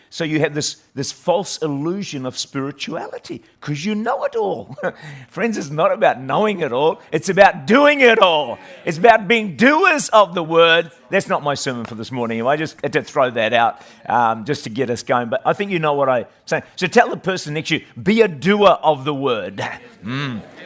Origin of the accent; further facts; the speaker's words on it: Auckland, New Zealand; I was raised uh, in the middle of town in Auckland there, great city of Auckland, great nation of New Zealand